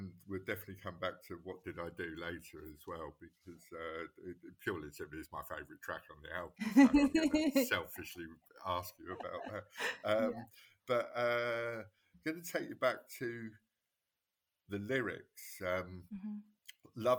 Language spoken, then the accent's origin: English; London, United Kingdom; moved away; I'm from West London